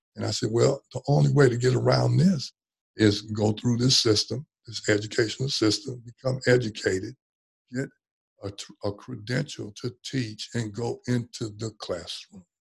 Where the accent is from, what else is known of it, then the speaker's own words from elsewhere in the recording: Oakland, California, United States; growing up in West Oakland